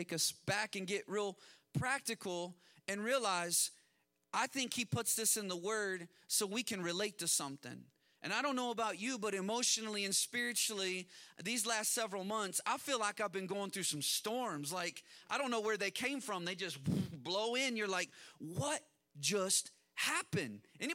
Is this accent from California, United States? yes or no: no; Kansas, United States; I grew up in Kansas, and when I was in third grade, we had a tornado